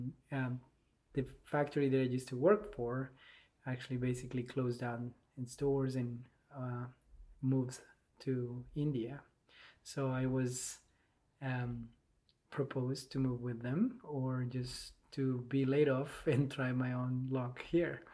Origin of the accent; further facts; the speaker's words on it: Bogotá, Colombia; English is a second language; moved away as an adult; now in Charlottesville, United States; I grew up in Bogota, in Colombia.